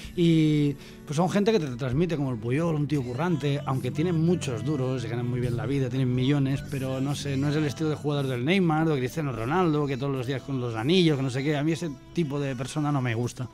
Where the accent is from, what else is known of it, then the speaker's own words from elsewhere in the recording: Olot, Catalonia, Spain; La Garrocha, de, mi tierra, Yo soy Dolot